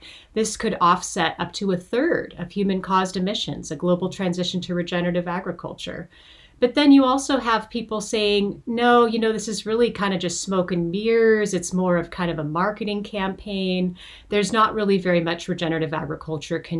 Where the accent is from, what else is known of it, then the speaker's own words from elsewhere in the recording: Montana, United States; now in California, United States; I live and work in California now, even though I was born and raised in Montana